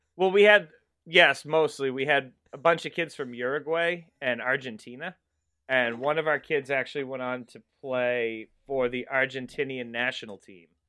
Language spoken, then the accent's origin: English; Massachusetts, United States; I am from Ma-, Massachusetts.